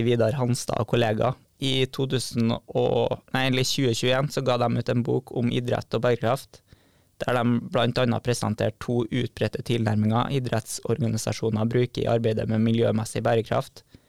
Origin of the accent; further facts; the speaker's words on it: Trondheim, Trøndelag, Norway; moved away as an adult; now in Bodø, Norway; er 26 år og kommer fra Trondheim